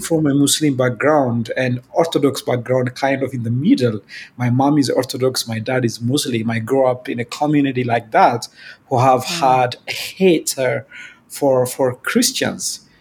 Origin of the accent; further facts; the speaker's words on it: Ethiopia; I'm from Ethiopia